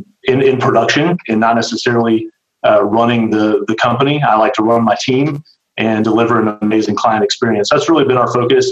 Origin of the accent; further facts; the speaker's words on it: Fort Worth, Texas, United States; now in Austin, United States; So I was born and raised in Fort Worth and moved to Austin in 2000